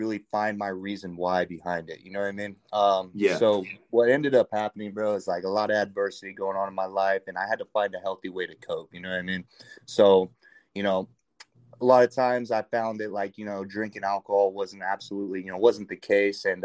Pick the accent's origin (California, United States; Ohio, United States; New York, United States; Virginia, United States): California, United States; moved away as an adult; also born or lived in Hawaii; I was born and raised in California